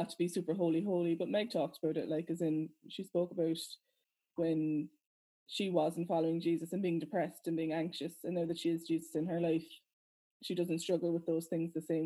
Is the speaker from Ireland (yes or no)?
yes; Ireland; being Irish and being Christians